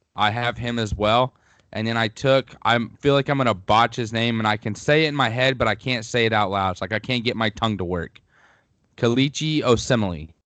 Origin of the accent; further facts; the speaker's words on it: Missouri Southern, United States; my hometown at Missouri Southern